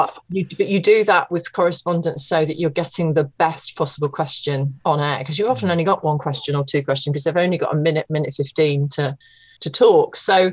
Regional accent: East Midlands, United Kingdom; So I called my local radio station, which was Radio Leicester, because I'm from Leicestershire, and I'd gone back to live with my mum and dad after university

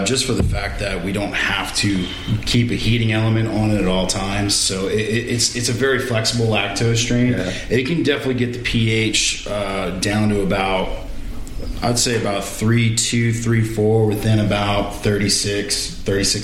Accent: New Orleans, Louisiana, United States; moved away as an adult; now in Baton Rouge, United States; I was born and raised in New Orleans.

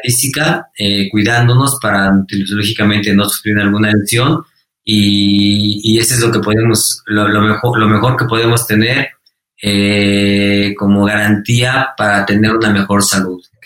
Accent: Mexico; fui el mejor mexicano

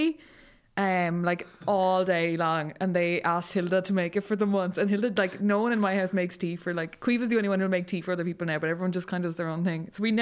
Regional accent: County Mayo, Ireland; It's December 2010, the year of the big snow, and I'm from Mayo, so that actually means true inconvenience, can't go anywhere, can barely walk outside the door.

